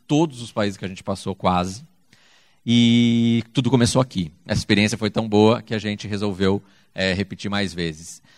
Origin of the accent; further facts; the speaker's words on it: Brazil; está no Brasil, é nosso país